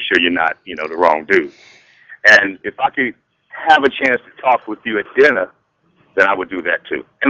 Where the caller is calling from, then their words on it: Chicago, Illinois, United States; I'm calling from Chicago.